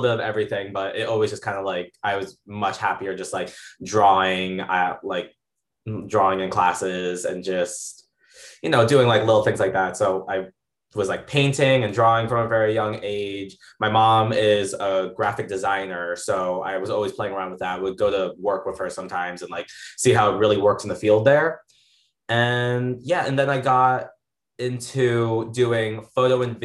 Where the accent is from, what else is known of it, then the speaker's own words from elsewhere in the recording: Darien, Connecticut, United States; also born or lived in Puerto Rico; I was born in Puerto Rico, but I was adopted at a month old by two Caucasians, so I've been raised in Connecticut my entire life. I'm from Darien